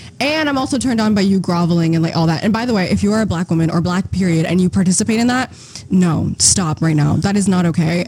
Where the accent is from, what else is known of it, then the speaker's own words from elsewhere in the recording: Eritrea; I'm from Eritrea, which is in a country in East Africa